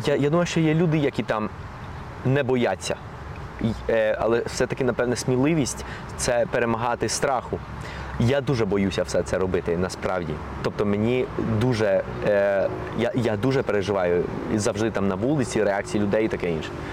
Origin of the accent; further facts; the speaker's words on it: Colombia; first language Spanish; Ukrainian is a second language; moved away; also born or lived in Ukraine; моя рідна мова є ну основна мова є іспанська